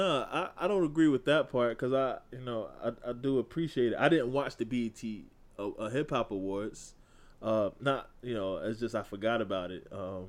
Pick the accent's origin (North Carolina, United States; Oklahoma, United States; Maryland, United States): North Carolina, United States; I grew up in North Carolina